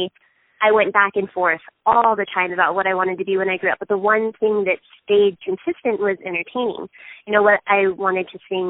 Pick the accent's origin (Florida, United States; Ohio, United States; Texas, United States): Texas, United States; southeast; moved away as an adult; also born or lived in Houston; now in Utah, United States; I am originally from Texas